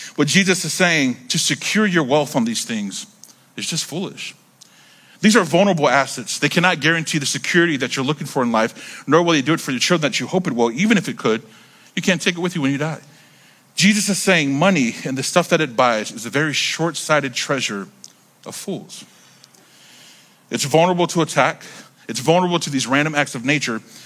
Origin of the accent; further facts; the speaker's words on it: North Carolina, United States; I grew up in North Carolina